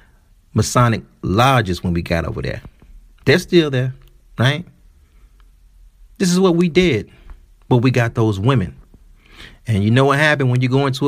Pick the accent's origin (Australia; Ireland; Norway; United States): United States; Detroit, Michigan; my hometown, Detroit